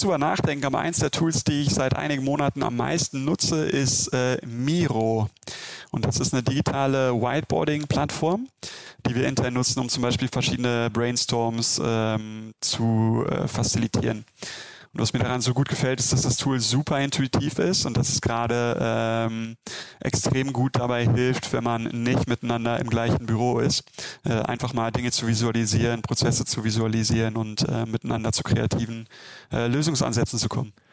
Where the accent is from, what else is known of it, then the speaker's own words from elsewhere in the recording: Germany; ich bin Deutscher